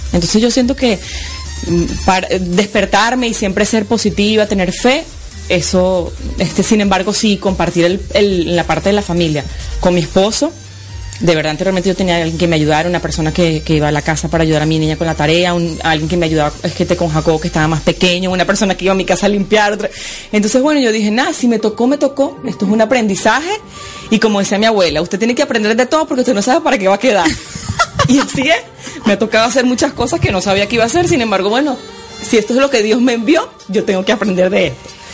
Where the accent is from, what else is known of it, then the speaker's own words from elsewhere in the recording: Venezuela; moved away as an adult; now in Florida, United States; soy venezolana